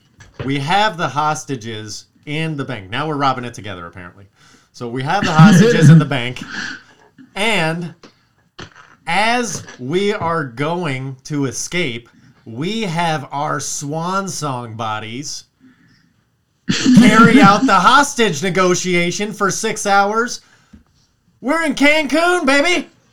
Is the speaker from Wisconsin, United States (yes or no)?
yes; Wisconsin, United States; Why you got to rob in my home state?